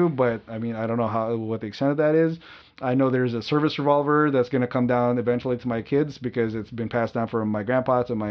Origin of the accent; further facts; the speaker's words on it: Burbank, California, United States; I grew up in Burbank, small immediate family